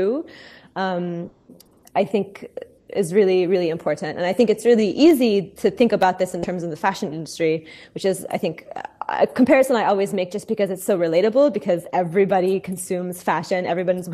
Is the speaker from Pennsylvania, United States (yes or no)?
no; Oklahoma, United States; growing up in Oklahoma, super white, super racist, super, like, rural